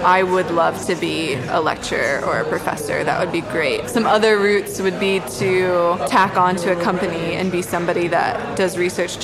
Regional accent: Florida, United States; moved away as an adult; now in London, United Kingdom; I am originally from Florida

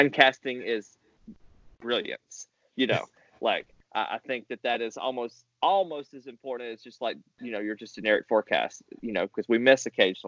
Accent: Mississippi, United States; I came from Mississippi where cold air advection won because there was no mountains to come over.

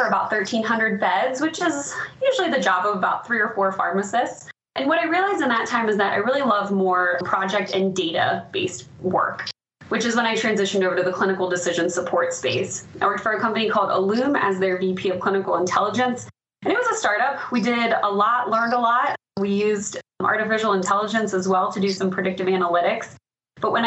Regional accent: Ohio, United States; moved away as an adult; also born or lived in Orlando, Florida; now in Denver, United States; Born and raised in Ohio

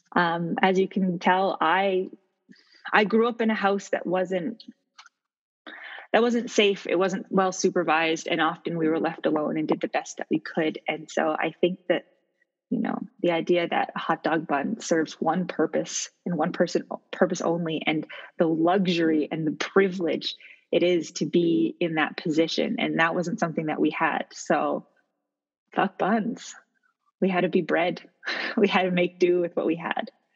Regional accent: Halifax, Nova Scotia, Canada; I am from Halifax, Nova Scotia

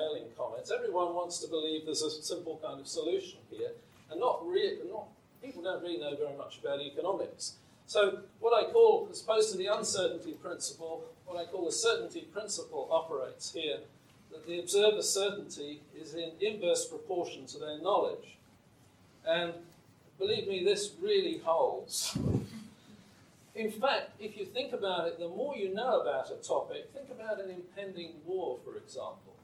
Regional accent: England, United Kingdom; when I was growing up in England

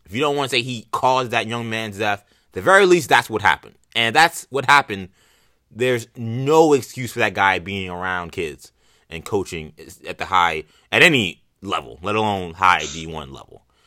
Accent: New York, United States; I'm a New Yorker.

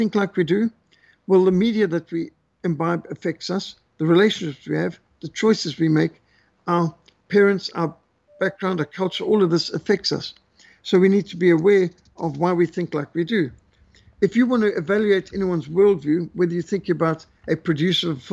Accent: Zimbabwe; I grew up in Rhodesia, the last colony, they call it

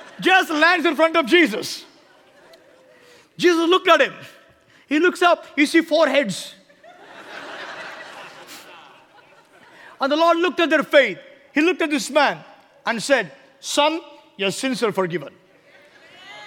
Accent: India; I came to tell you from India as a man of God

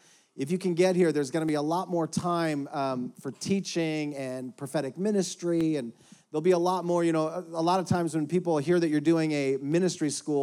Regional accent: Houston, Texas, United States; For the rest of you, I'm from Houston, Texas, the birthplace of Third Coast Hip Hop and Original Barbecue.

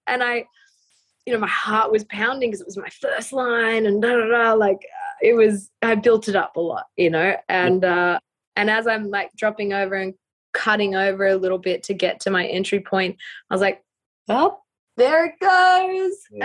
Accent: Australia; being Australian

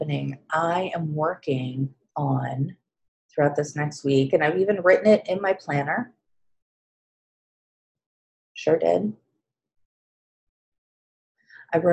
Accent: Kansas City, United States; here in my hometown, the last one that I attended, and it was in Kansas City

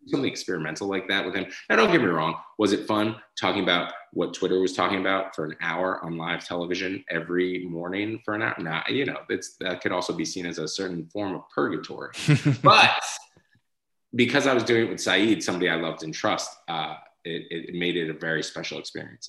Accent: Boston, Massachusetts, United States; moved away as an adult; also born or lived in Athol, Massachusetts / San Francisco; I grew up in Boston, but then we eventually moved to North Central Massachusetts

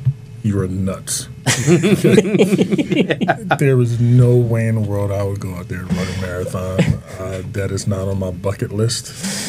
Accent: United States; I'm American. I'm not Kenyan.

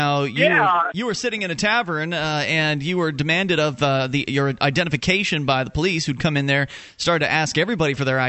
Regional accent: the South, United States; It's just I'm from the South, and so that's...

